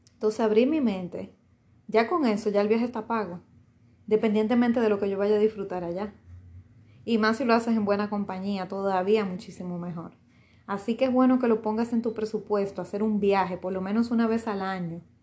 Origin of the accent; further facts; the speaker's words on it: Dominican Republic; República Dominicana es mío, sí, me pertenece porque nací aquí, esa es mi nacionalidad, mi primera nacionalidad.